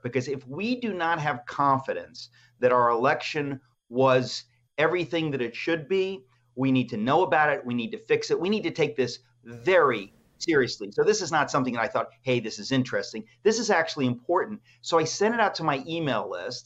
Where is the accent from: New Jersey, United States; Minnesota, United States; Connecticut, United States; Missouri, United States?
Connecticut, United States; Danbury; also born or lived in New York; my life growing up in the Greek immigrant community in New York and in Danbury, Connecticut.